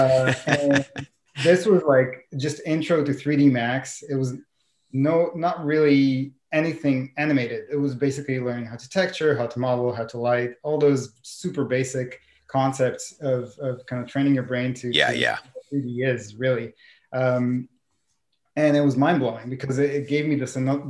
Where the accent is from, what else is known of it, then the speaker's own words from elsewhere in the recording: Israel; moved away as an adult; Growing up in Israel